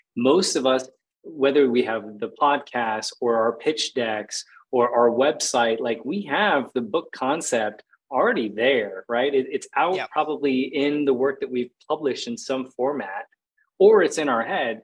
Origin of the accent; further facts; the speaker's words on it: Phoenix, Arizona, United States; moved away as an adult; also born or lived in Costa Rica; I grew up in Phoenix, Arizona, just like concrete jungle and desert.